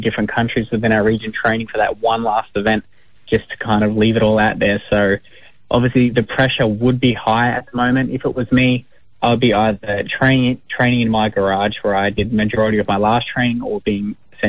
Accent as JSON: {"language": "English", "town": "Gold Coast", "region": "Queensland", "country": "Australia", "tie": "born or raised there", "also_born_or_lived": "Campbelltown, New South Wales", "said": "So I was born in the western Sydney suburb of Campbelltown. I'm a Wanneroo man, but I moved up to the Gold Coast at a very young age to start school."}